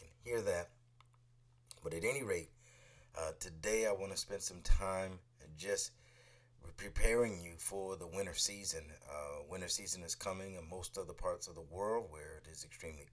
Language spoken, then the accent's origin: English; Northeast, United States; also born or lived in DMV (Washington, D.C. area); now in Washington, D.C. area, United States; those of us who are Northeasterners, and I live in the Mid-Atlantic now, right now, but I grew up in the Northeast. I'm in the DMV